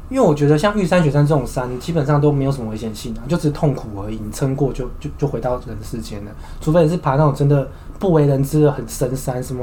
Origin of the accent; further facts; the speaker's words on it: Taiwan; 我们台湾人都有三件事情是一定要做的